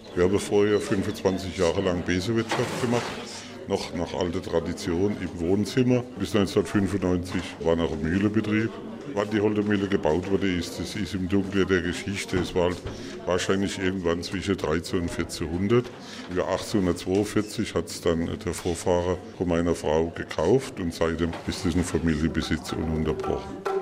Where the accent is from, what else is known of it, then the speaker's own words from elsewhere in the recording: Hohenlohe, Baden-Württemberg, Germany; wir fühlen uns auch nicht als Schwabe auf keinen Fall, sondern auch als Hohenlohe Franke